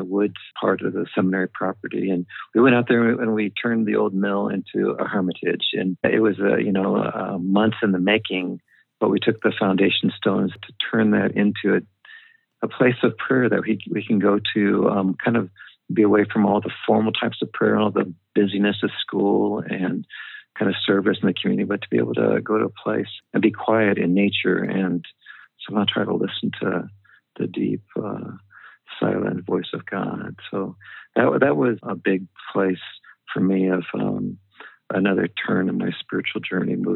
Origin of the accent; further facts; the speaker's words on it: Southern California, United States; moved away as an adult; also born or lived in Guatemala / Mexico; I grew up in Southern California